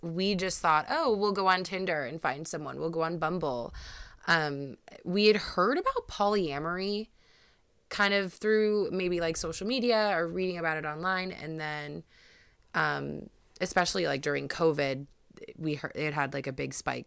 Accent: Cleveland, Ohio, United States; me and Brad, uh, we are from Cleveland, Ohio

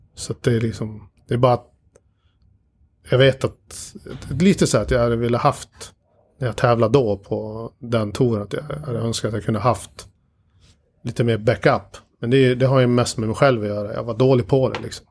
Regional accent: Dalarna County, Sweden; moved away; när jag bodde hemma i Dalarna de två första åren

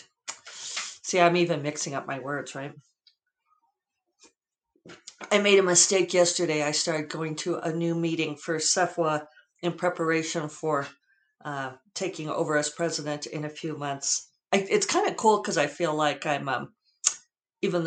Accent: the West, United States; now in Santa Fe, United States; Being a child of the West

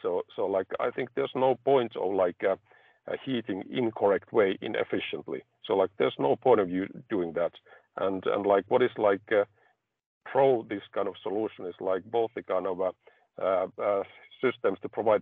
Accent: Finland; I come from Finland, which is like energy efficient country

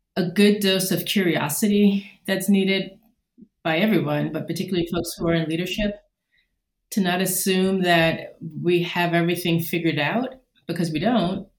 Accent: New York, United States; moved away as an adult; now in Indiana, United States; I am a New Yorker through and through

